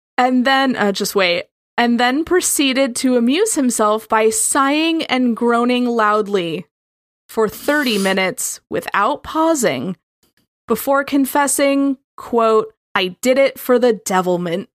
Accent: Midwest, United States; accent: Midwestern; my perfect Midwestern accent

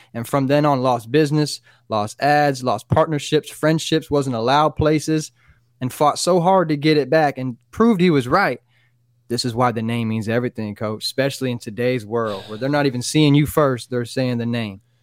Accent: Florida, United States; Florida guy through and through.

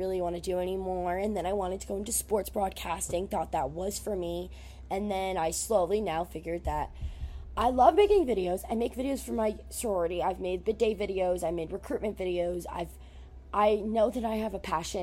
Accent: New Jersey, United States; I'm from Jersey

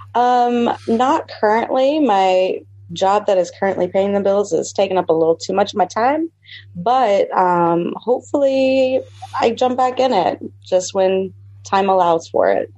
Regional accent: St. Petersburg, Florida, United States; I am from St. Pete, Florida, uh, Sunshine State

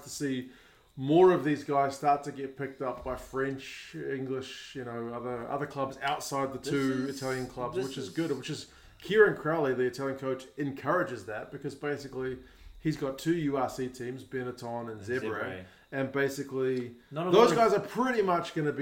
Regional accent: New Zealand; as a New Zealander

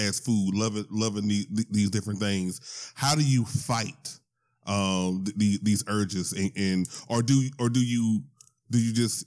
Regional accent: Louisiana, United States; moved away; I'm originally from Louisiana.

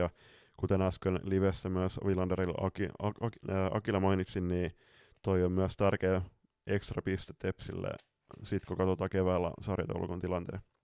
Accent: northern Finland, Finland; moved away; tuonne pohjoiseen, mistä me ollaan kotoisin pikkuvelen kanssa

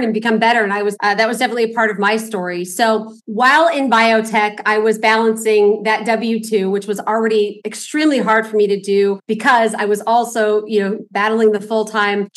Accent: Los Angeles, California, United States; I grew up here in Los Angeles, very humble background.

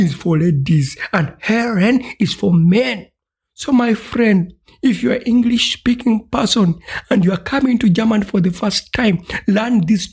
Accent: Uganda; ich komme aus Uganda

